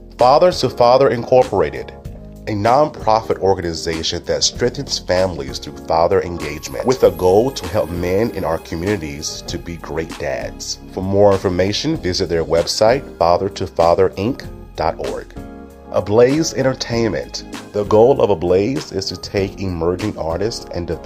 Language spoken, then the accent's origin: English; Mullins, South Carolina, United States; I'm from Mullins